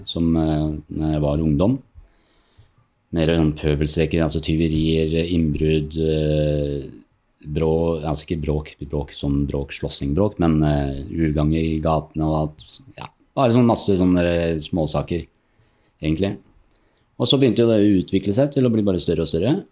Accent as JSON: {"language": "Norwegian", "country": "Norway", "tie": "born or raised there", "also_born_or_lived": "Morocco", "said": "jeg er født i Marokko, oppvokst i Norge"}